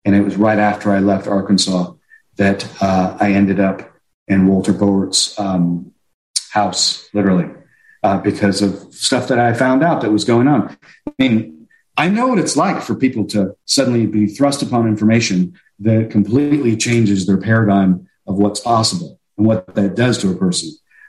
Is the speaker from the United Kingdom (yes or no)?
yes; High Wycombe, South East England, United Kingdom; I grew up in Europe, and I was going to school on a military base in High Wycombe, England.